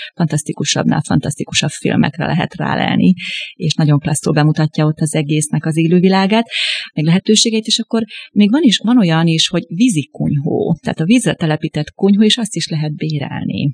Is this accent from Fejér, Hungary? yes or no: no; Debrecen, Hajdú-Bihar, Hungary; ugye én debreceni származású vagyok